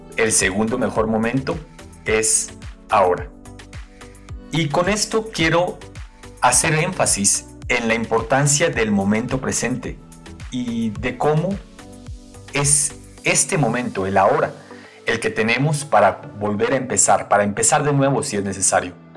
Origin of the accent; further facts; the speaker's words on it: Guatemala; now in Quito, Ecuador; soy guatemalteco de nacimiento y ecuatoriano de corazón